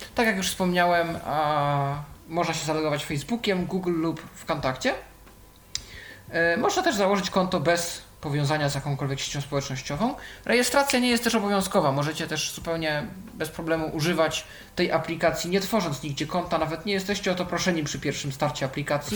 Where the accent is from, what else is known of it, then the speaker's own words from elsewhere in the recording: Poland; Polska, tu jest pokazane skąd jestem